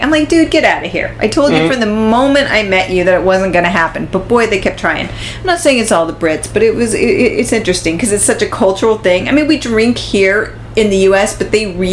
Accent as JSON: {"language": "English", "country": "United States", "accent": "standard American", "said": "I had a standard American accent"}